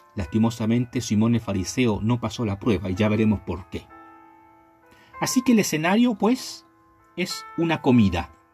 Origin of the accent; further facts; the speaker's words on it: Chile; also born or lived in La Calera; en mi país, en mi hermoso país llamado Chile